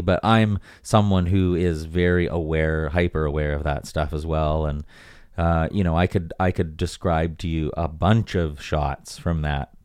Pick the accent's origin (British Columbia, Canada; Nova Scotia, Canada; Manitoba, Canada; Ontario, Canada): British Columbia, Canada; White Rock; also born or lived in Vancouver; growing up, like, right on the beach in White Rock